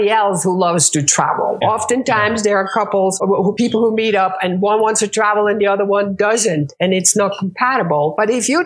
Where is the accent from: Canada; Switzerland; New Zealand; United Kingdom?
Switzerland; moved away as an adult; also born or lived in Morocco / Minneapolis; I'm Swiss. I was born in Morocco. I did my school in Switzerland